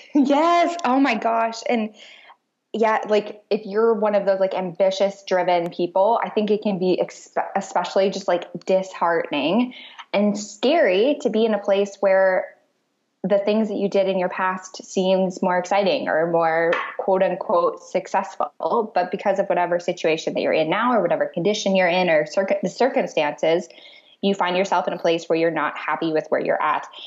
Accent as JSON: {"language": "English", "region": "Michigan", "country": "United States", "tie": "born or raised there", "also_born_or_lived": "Clarksville, Tennessee / Hawaii", "moved": "as an adult", "lives_now": "Naples, Italy", "said": "I grew up in Michigan"}